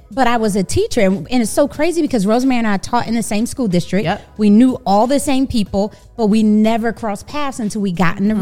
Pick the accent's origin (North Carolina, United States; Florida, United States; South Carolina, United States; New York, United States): New York, United States; New York City; moved away as an adult; also born or lived in Texas; now in Dallas–Fort Worth, United States; I am a New Yorker, born and raised in Brooklyn